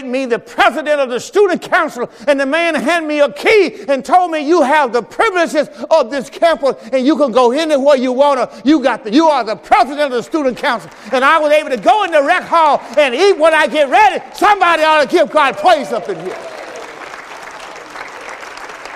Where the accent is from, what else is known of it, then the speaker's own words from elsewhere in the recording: Mississippi, United States; moved away as an adult; I'm from the South. I'm from Mississippi. I'm from the plantation. I'm from the cotton field.